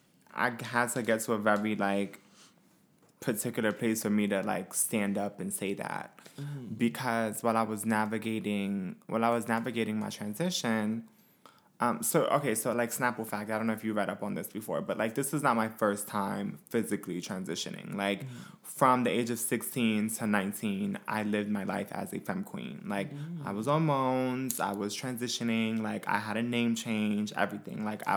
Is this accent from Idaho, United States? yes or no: no; Brooklyn, New York, United States; I'm from Brooklyn.